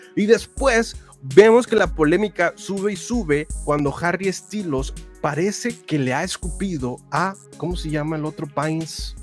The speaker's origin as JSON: {"language": "Spanish", "town": "Monterrey", "region": "Nuevo León", "country": "Mexico"}